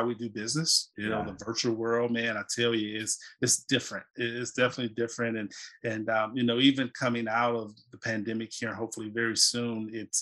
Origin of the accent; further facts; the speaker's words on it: South Carolina, United States; moved away as an adult; also born or lived in Atlanta; now in North Carolina, United States; I live in North Carolina and originally from the Carolinas, born and raised in South Carolina